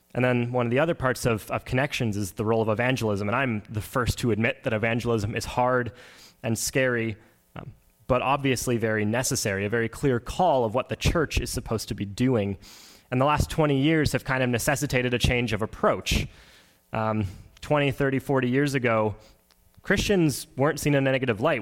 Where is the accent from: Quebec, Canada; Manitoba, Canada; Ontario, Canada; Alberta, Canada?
Manitoba, Canada; Oakbank; I'm from Oak Bank, Manitoba, so really not that far from here. It was about a 35, 40 minute drive this morning, um, and I grew up on a grain farm.